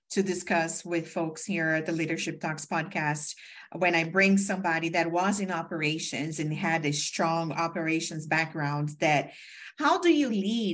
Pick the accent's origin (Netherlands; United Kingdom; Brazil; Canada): Brazil; first language Portuguese; English is a second language; now in United States; I also came from Brazil to the States